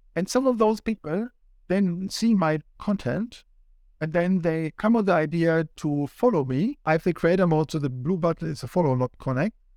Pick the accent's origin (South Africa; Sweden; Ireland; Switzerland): Switzerland; moved away as an adult; now in Sydney, Australia; my home country, Switzerland